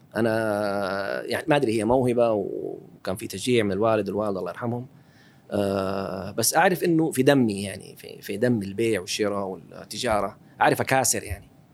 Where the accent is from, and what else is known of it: Taif, Makkah Province, Saudi Arabia; born or raised there; moved away as an adult; also born or lived in Dhahran / Seattle, United States